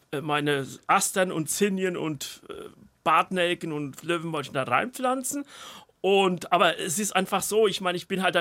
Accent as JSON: {"language": "German", "region": "Bavaria", "country": "Germany", "said": "Ja, ich komme aus dem Spessart, auch ein nicht bevorzugtes ähm, äh, Garten. Land."}